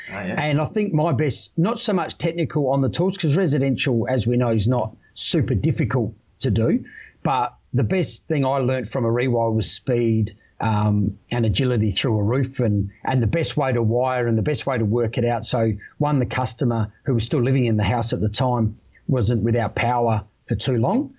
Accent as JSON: {"language": "English", "region": "South Australia", "country": "Australia", "said": "I came across the Nullarbor from your home state, mate, back to my home state. Yeah. Uh, Perth to Adelaide"}